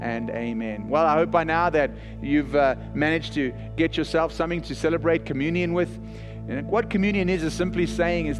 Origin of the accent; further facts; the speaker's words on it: South Africa; accent: South African; now in Texas, United States